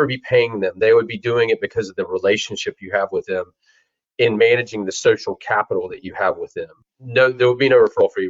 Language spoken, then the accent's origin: English; Charlotte, North Carolina, United States; I grew up in Charlotte, North Carolina.